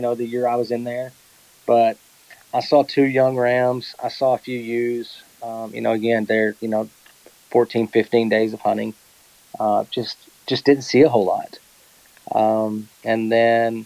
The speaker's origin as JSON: {"language": "English", "region": "Texas", "country": "United States", "said": "I live in Texas. I'm from Texas, but I'm not a cowboy"}